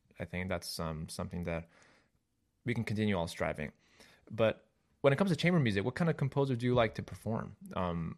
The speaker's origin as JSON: {"language": "English", "town": "Chicago", "region": "Illinois", "country": "United States", "said": "I'm from Chicago"}